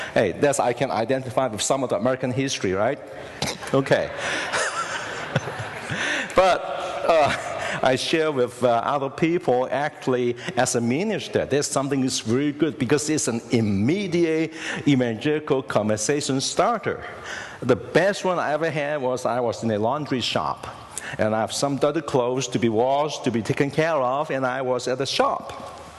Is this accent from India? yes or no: no; Hong Kong; now in United States; I was born in Hong Kong